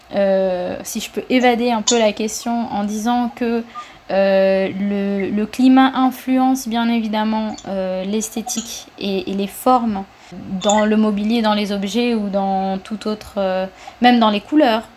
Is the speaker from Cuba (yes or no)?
yes; Cuba; moved away as an adult; now in France; j'ai vécu quand j'étais petite ici en France, mais ensuite j'ai vécu pendant 10 ans, 11 ans à Cuba